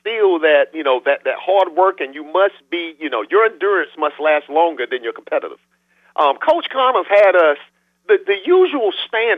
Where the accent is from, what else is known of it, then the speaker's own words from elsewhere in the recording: New Bern, North Carolina, United States; we grew up in Five Points, New Bern